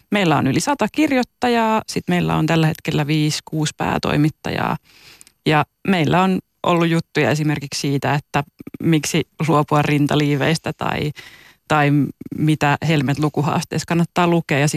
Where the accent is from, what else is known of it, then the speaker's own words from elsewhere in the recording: Juupajoki, Pirkanmaa, Finland; moved away; Mä oon siis kotoisin Juupajoelta, mikä on niin kuin alle 2000 asukkaan paikka.